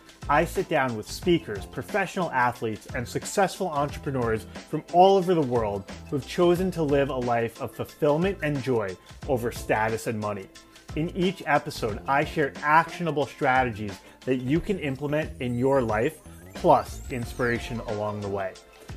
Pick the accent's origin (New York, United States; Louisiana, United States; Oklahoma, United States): New York, United States; Long Island; I grew up on Long Island and my parents were lawyers